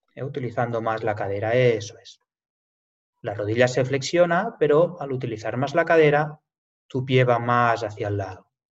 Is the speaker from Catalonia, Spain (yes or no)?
yes; Lleida, Catalonia, Spain; yo soy, nací aquí realmente, aquí en Lleida